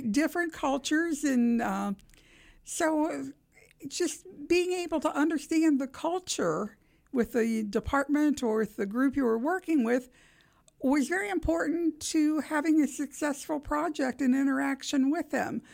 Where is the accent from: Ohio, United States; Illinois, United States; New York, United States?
Ohio, United States; Steubenville; moved away as an adult; now in Columbus, United States; I'm originally from Steubenville, Ohio